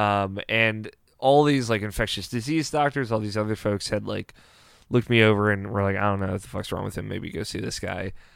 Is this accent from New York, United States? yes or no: no; Maryland, United States; I'm from, uh, Maryland, which is, uh, one of the fifty states